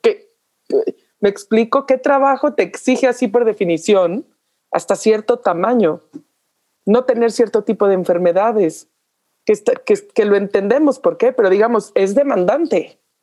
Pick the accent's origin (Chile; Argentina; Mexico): Mexico; como mexicanos